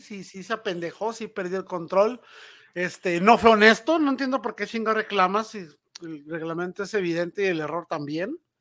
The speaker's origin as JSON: {"language": "Spanish", "country": "Mexico", "said": "como mexicano"}